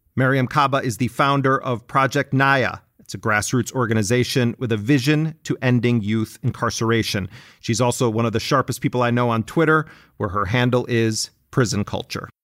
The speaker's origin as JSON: {"language": "English", "town": "Milwaukee", "region": "Wisconsin", "country": "United States", "tie": "born or raised there", "said": "as a kid growing up in Milwaukee"}